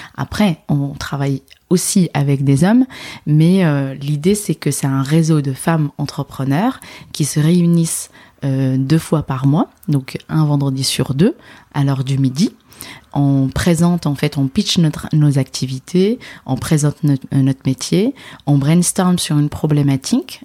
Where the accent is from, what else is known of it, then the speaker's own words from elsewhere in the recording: Casablanca, Casablanca-Settat, Morocco; moved away as an adult; also born or lived in Dijon / Nord, France; now in France; Je suis née et j'ai grandi en fait à Casablanca